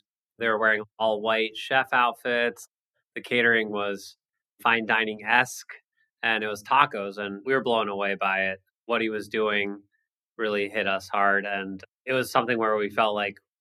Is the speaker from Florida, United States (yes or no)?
no; San Diego, California, United States; also born or lived in Boston; we grew up in San Diego, born and raised here